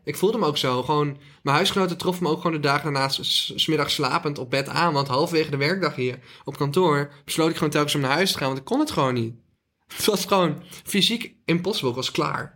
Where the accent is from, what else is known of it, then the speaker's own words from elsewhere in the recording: Drunen, North Brabant, Netherlands; het dorp waar ik vandaan kom met Drunen.